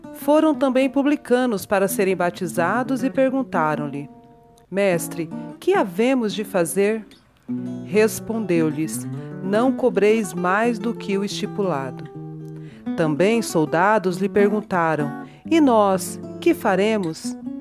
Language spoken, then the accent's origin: Portuguese; Orós, Ceará, Brazil; now in Goiânia, Brazil; Sou cearense, natural de Oróis, né, no sertão do Ceará.